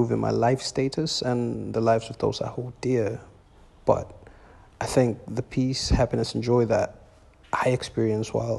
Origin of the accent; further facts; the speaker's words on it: Tanzania; also born or lived in Arusha; an Afro Fusion artist from Tanzania, East Africa